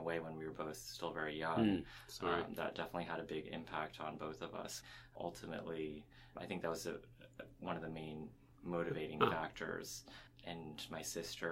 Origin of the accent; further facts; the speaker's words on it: Princeton, New Jersey, United States; moved away as an adult; also born or lived in Houston, Texas; I grew up in Princeton, New Jersey